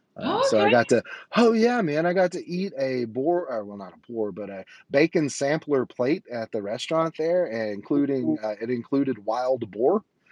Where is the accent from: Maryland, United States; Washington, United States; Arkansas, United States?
Arkansas, United States; Conway; there's the place that I was born and graduated from, and there's Conway, Arkansas, which is my hometown.